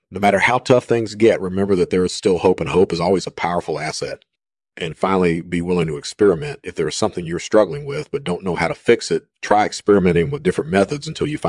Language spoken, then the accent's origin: English; Ningbo, Zhejiang, China; Well, I grew up in Ningpo, China, and I was always fascinated by the supernatural.